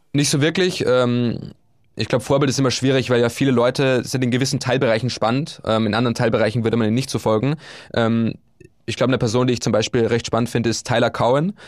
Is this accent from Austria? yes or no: yes; Upper Austria, Austria; moved away as an adult; also born or lived in Bulgaria / Vienna; now in Hamburg, Germany; von meiner Heimat in Oberösterreich